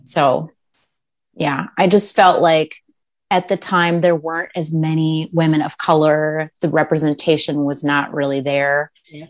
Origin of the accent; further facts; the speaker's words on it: Minnesota, United States; I grew up mostly in Minnesota